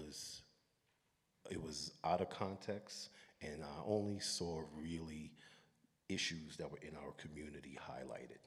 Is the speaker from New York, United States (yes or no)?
yes; New York City, New York, United States; growing up in Brooklyn, Brooklyn was not the place anybody wanted to come to back in the days